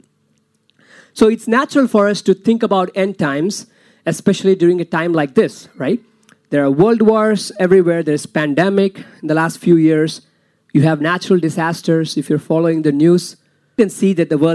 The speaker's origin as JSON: {"language": "English", "country": "India", "moved": "yes", "said": "I'm from India"}